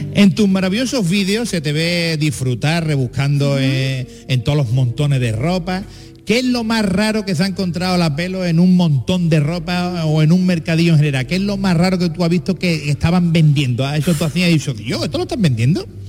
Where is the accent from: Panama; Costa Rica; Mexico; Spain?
Spain; Jerez de la Frontera, Andalusia; yo que soy de Jerez